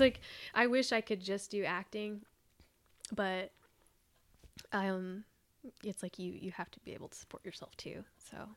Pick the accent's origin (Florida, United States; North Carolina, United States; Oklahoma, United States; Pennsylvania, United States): Oklahoma, United States; Fort Gibson; I grew up here in Oklahoma, um, out near, like, Fort Gibson and Wagner.